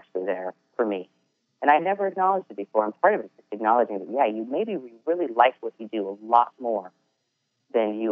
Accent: Edmonds, Washington, United States; moved away; I grew up in Seattle, at the Edmonds. Shout out to Edmonds, Washington

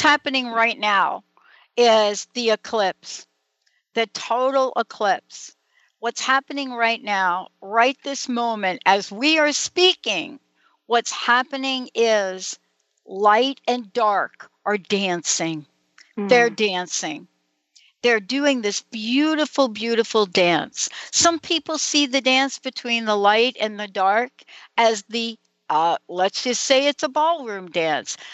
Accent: New York City, New York, United States; now in Seattle, United States; I was born in the Bronx, New York, in St. Francis Hospital

